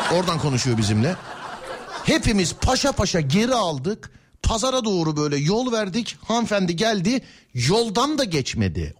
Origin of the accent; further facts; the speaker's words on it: Istanbul, Turkey; ben İstanbulluyum